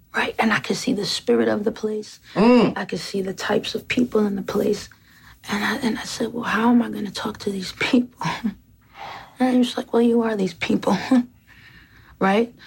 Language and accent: English; New York, United States; moved away; also born or lived in Atlanta, Georgia; as a New Yorker